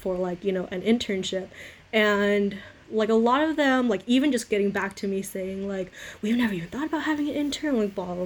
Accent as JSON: {"language": "English", "town": "Fullerton", "region": "California", "country": "United States", "said": "I'm from Fullerton, California, which is a whole whopping, 10, 15 minutes away from Chapman. So I'm an Orange County girl"}